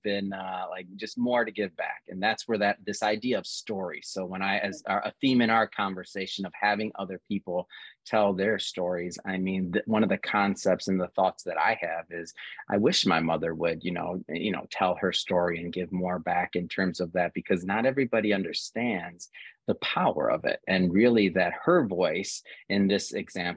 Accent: Detroit, Michigan, United States; I'm from Michigan. I'm from Detroit originally.

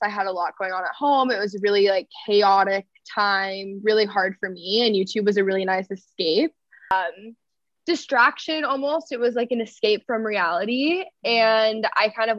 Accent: Texas, United States; I grew up in Texas around like cultural Christianity

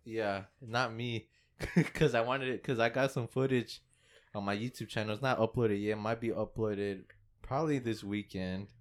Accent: Fort Worth, Texas, United States; we're from Fort Worth, and, and we landed here

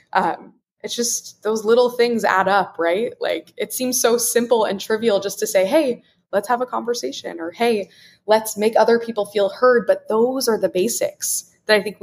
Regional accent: Wichita, Kansas, United States; growing up in Wichita, Kansas, I was in a fairly homogeneous community

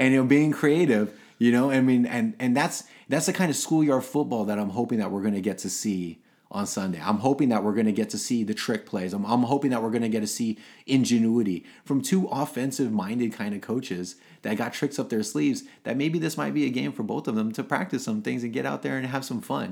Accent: Los Angeles, California, United States; I was born in Los Angeles, so I was an L A Raider

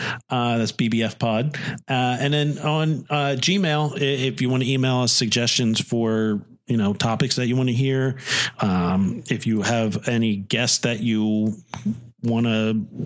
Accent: Chester County, Pennsylvania, United States; Yeah, we're two guys from Chester County, doing a podcast in the office of my home.

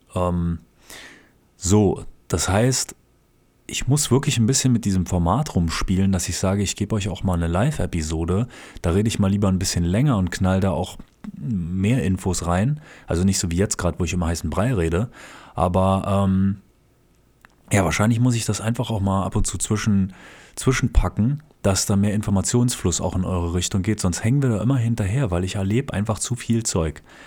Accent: Berlin, Germany; now in Japan; nach Berlin, wo ich herkomme

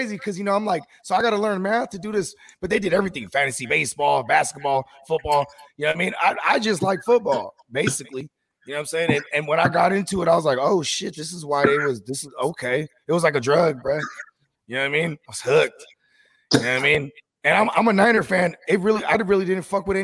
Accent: the Bay Area, California, United States; I'm from the Bay

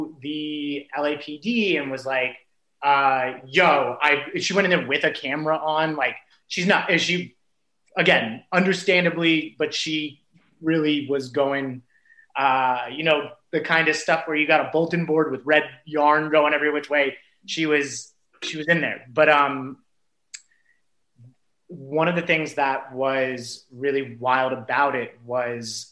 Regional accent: Simi Valley, California, United States; I grew up in Simi Valley

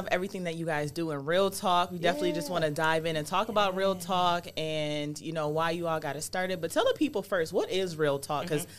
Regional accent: Buffalo, New York, United States; I think I'm the only one here born and raised in Buffalo. I am standing proud for my city.

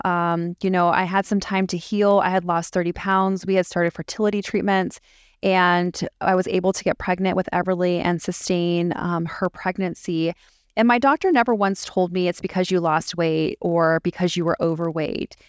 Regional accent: San Diego, California, United States; also born or lived in Las Vegas, Nevada / Charlotte, North Carolina; now in Greenville, United States; I'm originally from San Diego, California, and I currently live in Greenville, South Carolina with my family.

